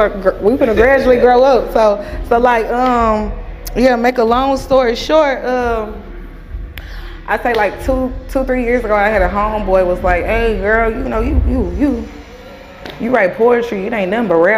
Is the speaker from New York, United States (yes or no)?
no; Longview, Texas, United States; East Texas, more specifically, I'm from Longview, Texas. Yeah, we're from the east side of Texas, 903.